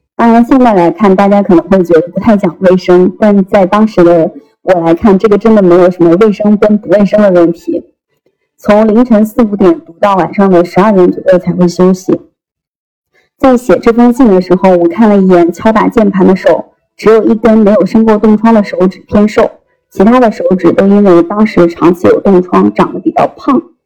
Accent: Henan, China; moved away as an adult; now in Shanghai, China; 我出生在河南一个很小的县城， 小到十分钟便可以从最东边走到最西边

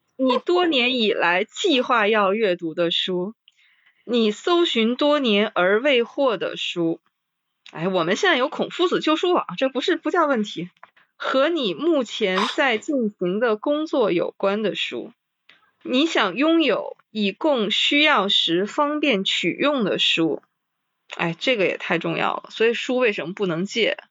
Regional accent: Liaoning, China; 齐志英先生也是我们辽宁人嘛

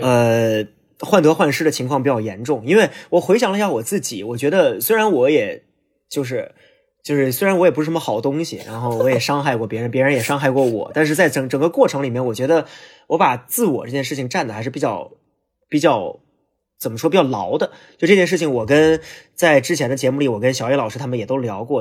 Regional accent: Hulunbuir, Inner Mongolia, China; moved away; also born or lived in Beijing; 因为呼伦贝尔是我老家

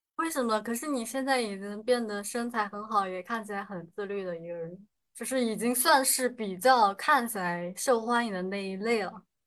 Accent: Sichuan, China; 我说我是四川的

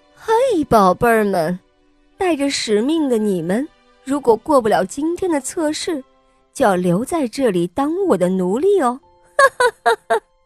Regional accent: Beijing, China; 我来自北京

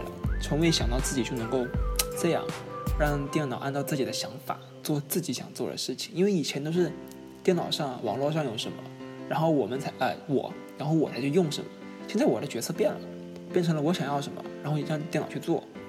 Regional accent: Hainan, China; accent: Hainan Mandarin; 其实我想跟他们说的是，都是你们这个东北人和北京人把我口音带的四不像。稍说话稍微一不注意呢，就东北味。其实呢，其实我觉得我的海普还挺好看啊，还挺好听的嘛

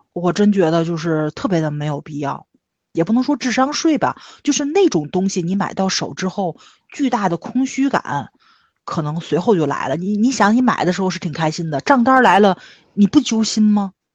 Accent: Tianjin, China; 就是对于我们天津人来说，买房住在父母身边儿，比你去投资挣钱这个事儿要重要的多

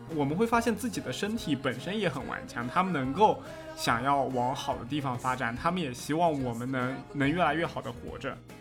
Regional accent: Jiangsu, China; now in Fujian, China; 我因为在之前是在江苏那边长大的，然后后面又回到了福建嘛

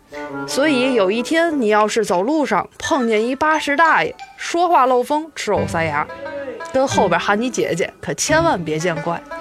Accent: Tianjin, China; 哈，土生土长三代祖传的天津人

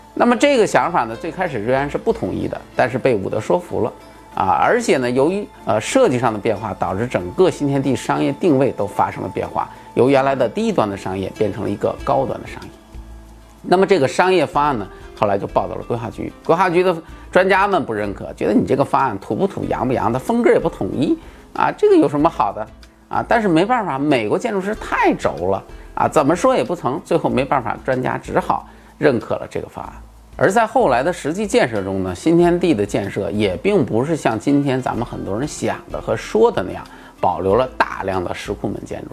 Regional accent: China; 而我们大陆这边的部分开发商

